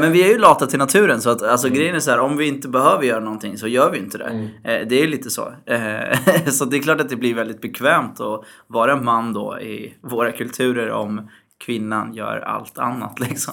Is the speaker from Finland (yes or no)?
no; Syria; Jag är ju mm. från Syrien